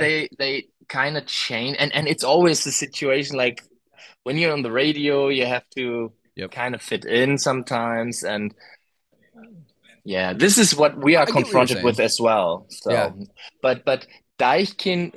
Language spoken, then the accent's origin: English; Germany; English is a second language; I can tell you as a German